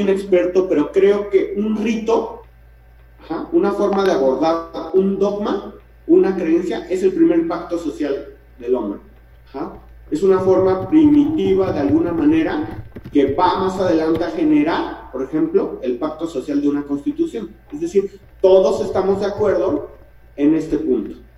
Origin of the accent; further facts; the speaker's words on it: Mexico; Como mexicanos